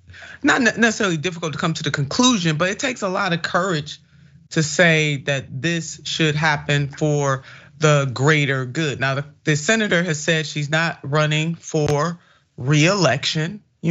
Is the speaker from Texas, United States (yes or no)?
no; Ohio, United States; my home state